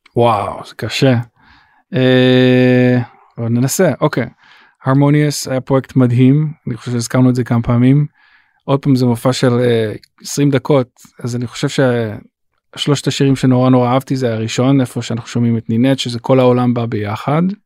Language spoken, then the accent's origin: Hebrew; Israel; moved away as an adult; also born or lived in Los Angeles, United States; now in United States; אני ישראלי ואני מאוד, מאוד גאה בזה שאני ישראלי